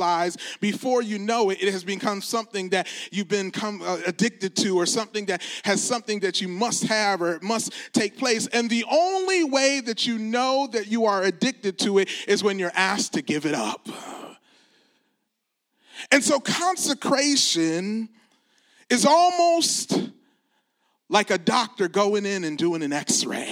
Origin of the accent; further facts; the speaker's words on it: Detroit, Michigan, United States; I'm from the Detroit area